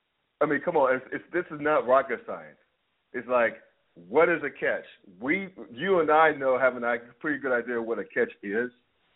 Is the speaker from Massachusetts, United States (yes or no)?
no; North Carolina, United States; I grew up in North Carolina